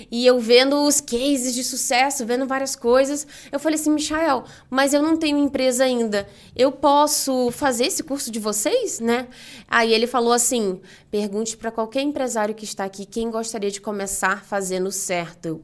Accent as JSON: {"language": "Portuguese", "region": "Rio de Janeiro", "country": "Brazil", "lives_now": "São Paulo, Brazil", "said": "Eu comentei que vim do Rio, né? Então, vim do Rio para São Paulo, não tenho família aqui, né?"}